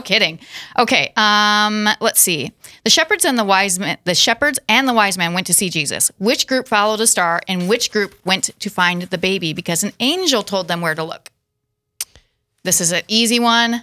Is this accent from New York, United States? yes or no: no; Watertown, South Dakota, United States; also born or lived in Castlewood, South Dakota; now in Sioux Falls, United States; born and raised in South Dakota in Watertown